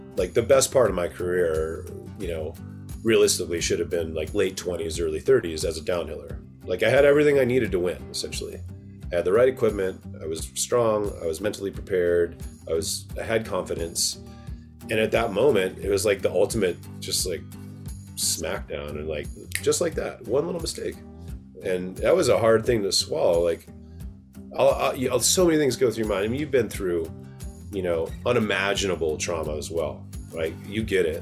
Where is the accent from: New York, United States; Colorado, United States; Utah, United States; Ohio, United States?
Utah, United States; Park City; also born or lived in Atlanta, Georgia; I moved to Utah from Atlanta, Georgia when I was eight